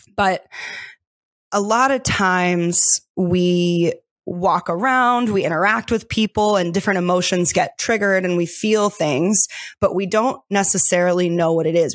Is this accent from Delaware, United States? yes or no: yes; Delaware, United States; moved away as an adult; also born or lived in New York City; I was born and raised in Delaware